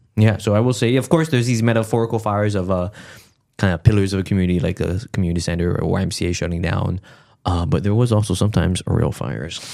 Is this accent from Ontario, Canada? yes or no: no; Montreal, Quebec, Canada; my family came here in, like, the seventies